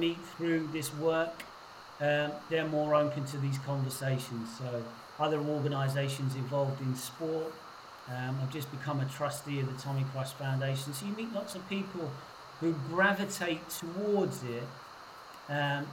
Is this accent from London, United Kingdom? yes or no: no; Portsmouth, South East England, United Kingdom; I grew up in Portsmouth, quite a macho place when I was growing up